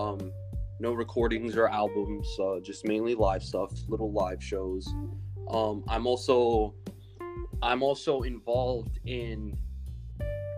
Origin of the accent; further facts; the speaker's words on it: New York City, New York, United States; I have been born and raised in the Bronx, New York. Haven't really left